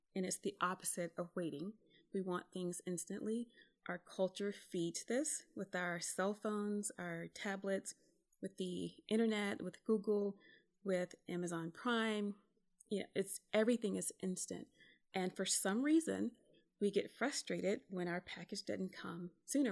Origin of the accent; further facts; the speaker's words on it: South Carolina, United States; moved away as an adult; also born or lived in California; where I grew up in South Carolina